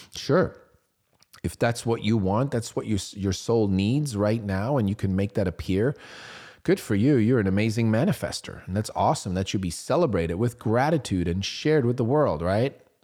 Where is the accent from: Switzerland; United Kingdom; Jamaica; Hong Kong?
Switzerland; I was growing up in Switzerland.